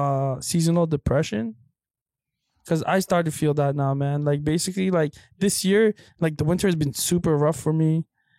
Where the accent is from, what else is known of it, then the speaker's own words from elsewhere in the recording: Philippines; moved away; when I was born in the Philippines, I wasn't born in the hospital